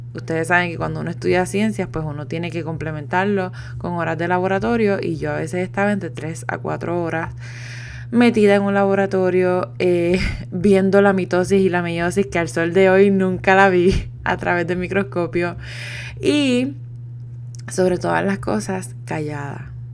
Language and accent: Spanish; Puerto Rico; moved away as an adult; also born or lived in Italy; me fui de Puerto Rico